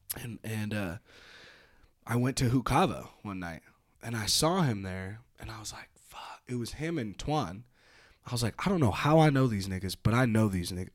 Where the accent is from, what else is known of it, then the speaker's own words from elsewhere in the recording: North Bay, California, United States; moved away as an adult; now in Reno, United States; I'm from the North Bay out in California